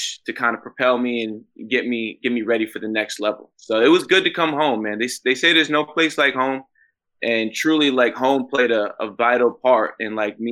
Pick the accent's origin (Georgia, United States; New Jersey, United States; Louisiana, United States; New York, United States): New York, United States; upstate; moved away as an adult; back in upstate New York, where I'm originally from